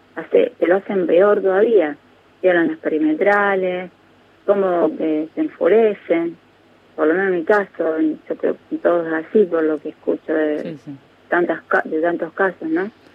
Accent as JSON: {"language": "Spanish", "region": "Santa Fe", "country": "Argentina", "moved": "yes", "said": "mi pueblo. Está en Santa Fe, eh, pero es un pueblo pequeño donde vive mi familia"}